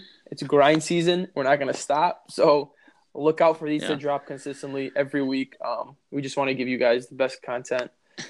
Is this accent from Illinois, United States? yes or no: yes; Chicago, Illinois, United States; we're from Chicago